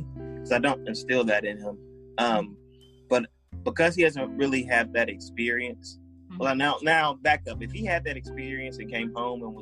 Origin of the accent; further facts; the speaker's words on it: Powder Springs, Georgia, United States; I grew up in Powder Springs, and my parents moved to that city in the late 80s